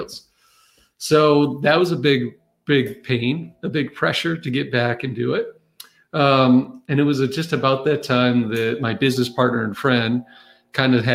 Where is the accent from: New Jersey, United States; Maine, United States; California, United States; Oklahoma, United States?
Maine, United States; moved away; also born or lived in Massachusetts / North Carolina; I grew up in Maine